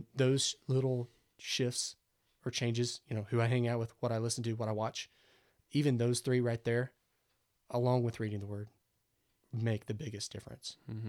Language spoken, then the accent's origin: English; Midwest, United States; Man, I'm from the Midwest and I'm a fan of some country music and you know, yeah, I'm pastor's son. Yeah. I'm a believer.